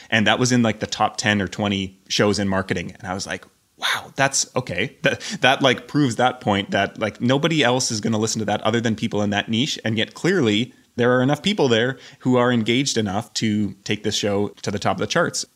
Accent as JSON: {"language": "English", "country": "Canada", "also_born_or_lived": "Scotland / Portugal / Croatia / Albania", "moved": "as an adult", "lives_now": "Belgrade, Serbia", "said": "I'm Canadian"}